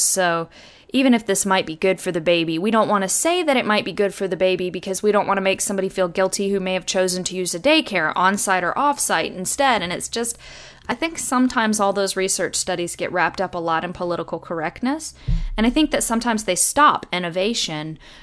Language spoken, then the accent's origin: English; United States; I'm an American